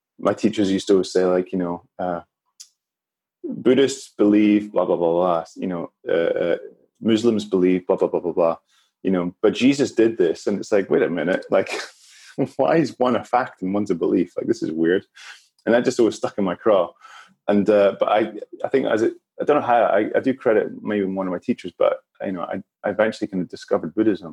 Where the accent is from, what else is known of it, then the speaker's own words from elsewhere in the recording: Edinburgh, Scotland, United Kingdom; I grew up in Edinburgh